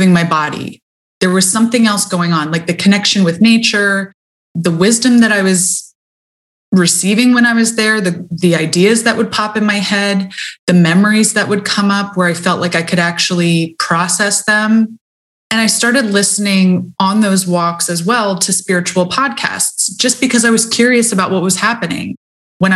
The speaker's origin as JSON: {"language": "English", "country": "United States", "tie": "born or raised there", "said": "I grew up in America"}